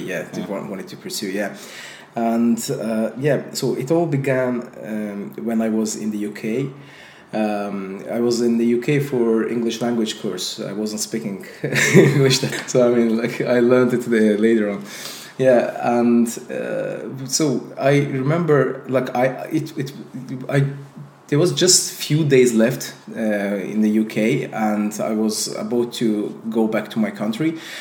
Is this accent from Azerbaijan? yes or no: yes; Azerbaijan; English is a second language; I'm also from Azerbaijan